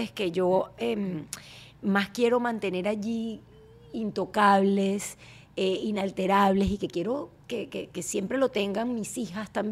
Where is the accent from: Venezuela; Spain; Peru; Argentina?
Venezuela; Tengo mi acento, y a mucho